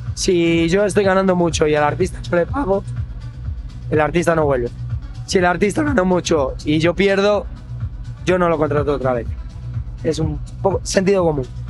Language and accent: Spanish; Galicia, Spain; como buen gallego